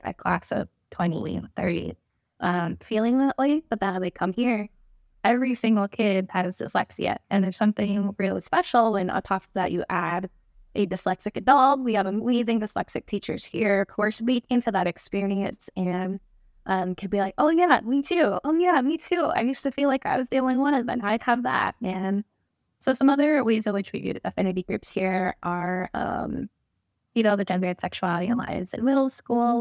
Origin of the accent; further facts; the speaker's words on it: Albuquerque, New Mexico, United States; growing up in Albuquerque, New Mexico